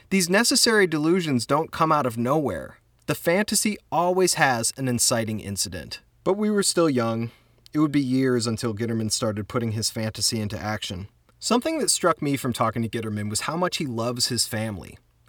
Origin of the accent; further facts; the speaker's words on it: Cleveland, Ohio, United States; I'm from Cleveland, Ohio